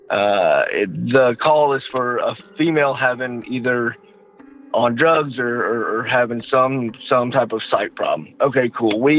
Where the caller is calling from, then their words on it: Georgia, United States; from uh, Georgia.